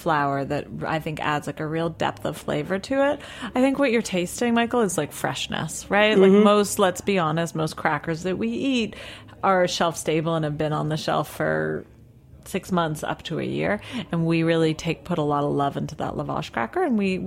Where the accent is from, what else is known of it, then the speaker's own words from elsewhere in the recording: Toronto, Ontario, Canada; now in New York City, United States; I'm from Toronto